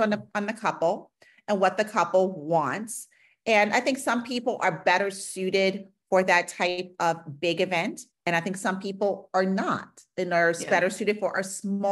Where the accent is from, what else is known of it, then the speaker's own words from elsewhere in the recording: New York City, New York, United States; now in Pittsburgh, United States; I'm from New York City. My family's from New York City